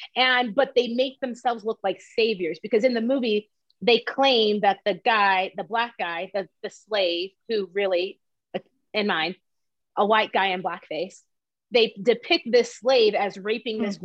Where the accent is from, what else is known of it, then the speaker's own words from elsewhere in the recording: the South, United States; also born or lived in Columbus, Georgia / Atlanta, Georgia; we're from the South